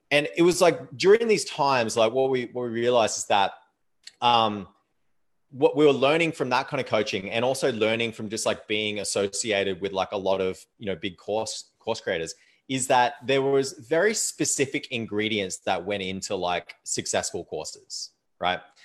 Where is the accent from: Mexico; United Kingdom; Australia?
Australia; moved away as an adult; also born or lived in Thailand; now in Canada; Like I live in Canada now, um, but I am Australian